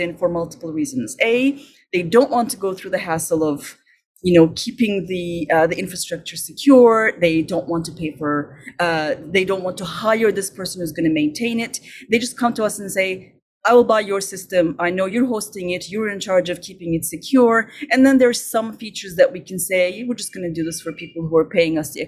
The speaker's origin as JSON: {"language": "English", "region": "Istanbul", "country": "Turkey", "tie": "born or raised there", "moved": "as an adult", "lives_now": "Montreal, Canada", "said": "I'm originally from Turkey"}